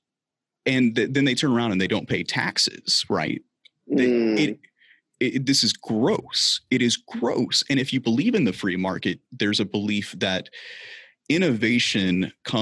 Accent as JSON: {"language": "English", "region": "the South", "country": "United States", "tie": "born or raised there", "said": "I grew up in the South"}